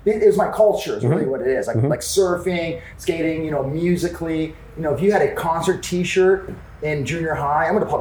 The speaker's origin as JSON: {"language": "English", "town": "Los Angeles", "region": "California", "country": "United States", "tie": "born or raised there", "also_born_or_lived": "Beverly Hills", "said": "growing up in Los Angeles, you know, it's besides it being clicky, it's a melting pot"}